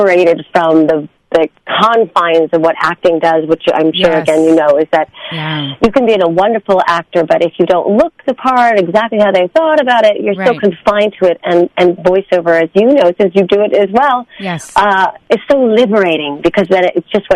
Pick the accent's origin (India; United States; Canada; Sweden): United States; New York City, New York; my school at the time, being a New Yorker, was on 63rd Street